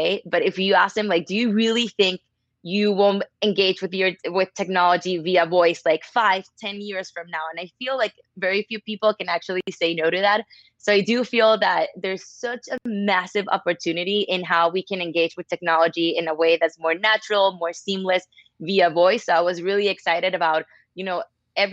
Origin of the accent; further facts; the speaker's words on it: Caracas, Capital District, Venezuela; now in New York City, United States; I'm from Caracas, Venezuela, but I live in New York City